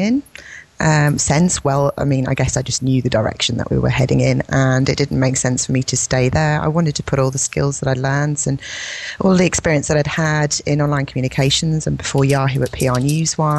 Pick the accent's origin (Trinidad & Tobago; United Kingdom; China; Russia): United Kingdom; England; I'm English.